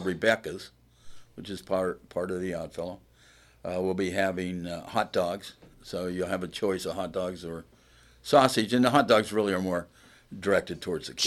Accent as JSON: {"language": "English", "town": "Plymouth", "region": "Indiana", "country": "United States", "said": "I am from Plymouth"}